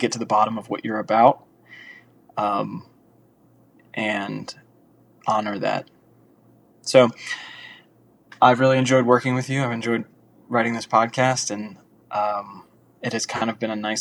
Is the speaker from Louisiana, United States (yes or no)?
yes; Louisiana, United States; moved away as an adult; now in Los Angeles, United States; I'm from Louisiana originally